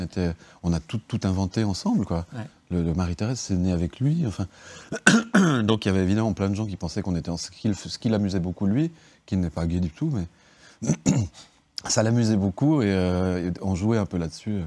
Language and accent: French; Geneva, Switzerland; also born or lived in Bardonnex; moi je suis de Genève